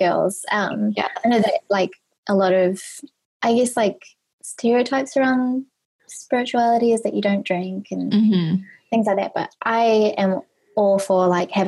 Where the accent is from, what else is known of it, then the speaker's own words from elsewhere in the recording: New Zealand; moved away as an adult; also born or lived in Australia; when I was 18, I moved from New Zealand to Australia